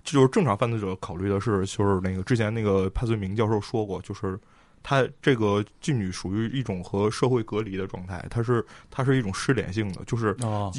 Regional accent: Northeast China, China; 我小的时候在东北

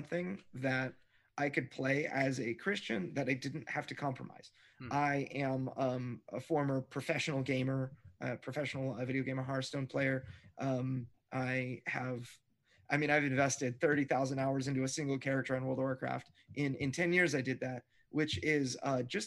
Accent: Fallbrook, California, United States; my hometown, Fallbrook

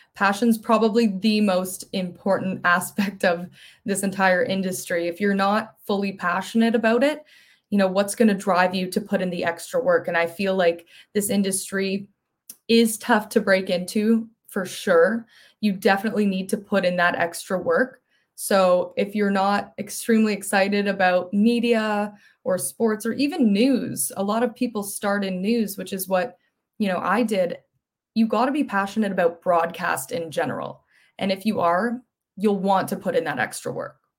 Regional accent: Mississauga, Ontario, Canada; also born or lived in Ottawa; I grew up in Mississauga, so right near Toronto.

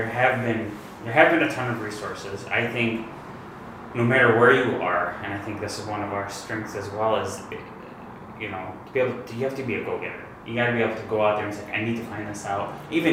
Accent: Detroit, Michigan, United States; Obviously, we're from Detroit. You know, we're from this area, born and raised for myself.

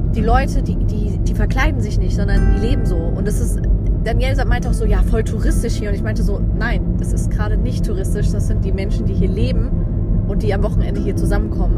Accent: Germany; wir kommen aus Deutschland

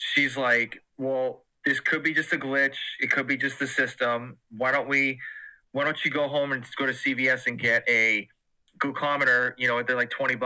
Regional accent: Massachusetts, United States; moved away as an adult; now in Georgia, United States; I am originally from Massachusetts and my wife is from Georgia. And so when we got married, she got a position back in Georgia. So we moved down south

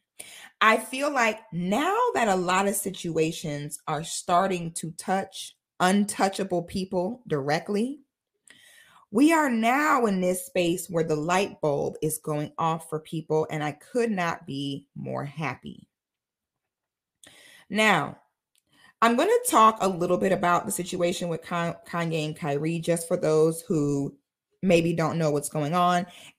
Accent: Florida, United States; I am a Florida girl, honey. I'm a Florida girl from head to my toe. I grew up barefoot on the St. John's River in the middle of the Ocala National Forest.

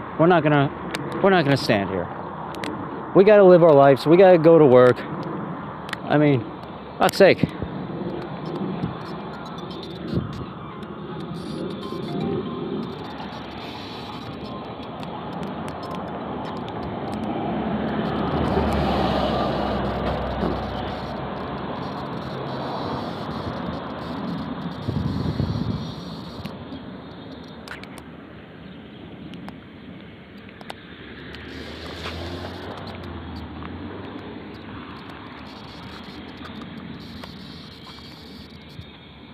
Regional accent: United States; as an American

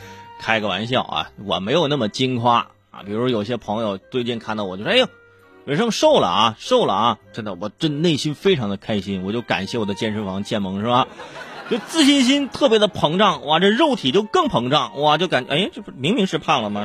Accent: China; 我们中国人

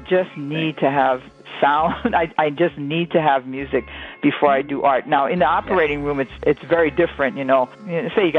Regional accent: Hawaii, United States; moved away as an adult; now in New York, United States; I'm from Hawaii

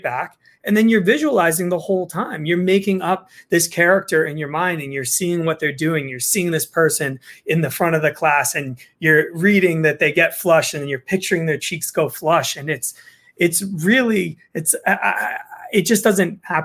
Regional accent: New Jersey, United States; I'm from Jersey

